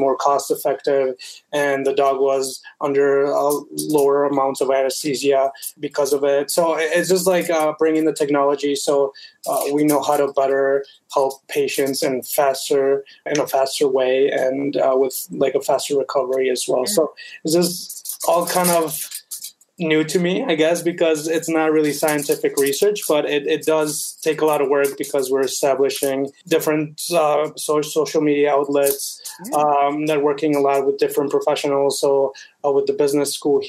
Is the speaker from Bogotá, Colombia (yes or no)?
yes; Bogota, Colombia; also born or lived in United States; now in Canada; I am originally from Bogota, Colombia. And I was born there and I moved to the States. And then now I'm in Canada.